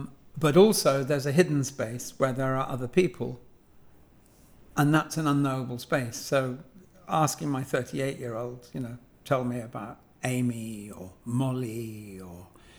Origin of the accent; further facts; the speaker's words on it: London, United Kingdom; so I'm a Londoner, and I'm a Londoner as most people are Londoners who failed to leave. So it's hardly, you know, my family have been here for generations.